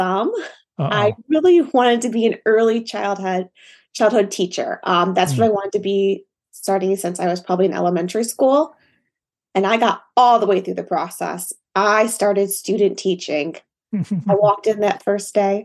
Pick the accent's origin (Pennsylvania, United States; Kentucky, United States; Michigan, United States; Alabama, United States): Michigan, United States; I'm from Michigan. I live near Detroit, the big three auto.